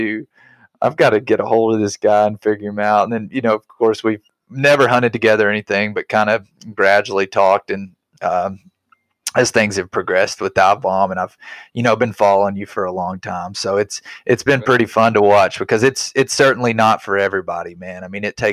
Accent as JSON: {"language": "English", "region": "Arkansas", "country": "United States", "tie": "born or raised there", "said": "I grew up in Arkansas"}